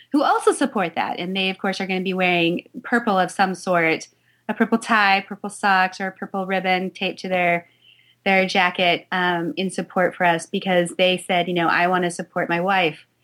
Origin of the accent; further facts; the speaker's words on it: Salt Lake City, Utah, United States; I was born in Salt Lake City, Utah.